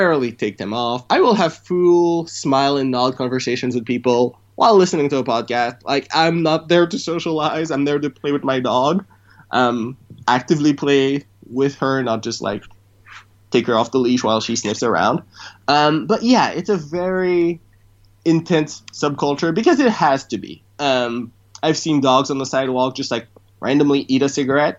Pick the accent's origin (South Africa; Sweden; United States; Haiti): Haiti; Port-au-Prince; moved away; I was born in Haiti, Port-au-Prince, and my parents were, I'll say, rich.